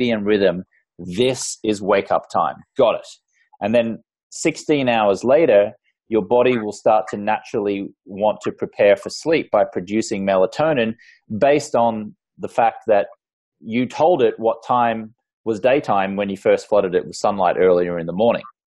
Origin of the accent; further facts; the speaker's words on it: Australia; I grew up in Australia, and the culture there is very much, you know, a drinking culture